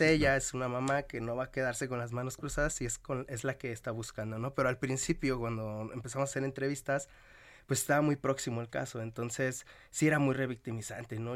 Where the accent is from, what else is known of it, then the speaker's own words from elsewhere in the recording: Nezahualcóyotl, State of Mexico, Mexico; De, de Nesa, del barrio donde se filmó, de donde soy